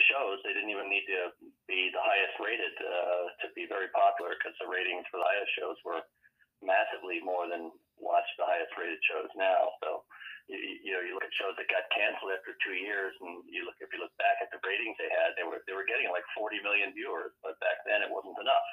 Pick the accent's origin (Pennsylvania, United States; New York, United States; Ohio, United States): Pennsylvania, United States; Harrisburg; also born or lived in Wilmington, Delaware; I was born actually in Wilmington, Delaware, but the family was in Harrisburg